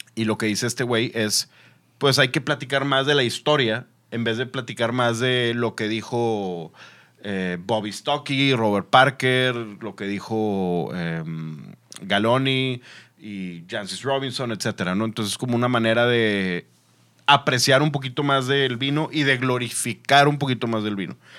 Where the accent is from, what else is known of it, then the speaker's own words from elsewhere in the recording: Monterrey, Nuevo León, Mexico; soy regio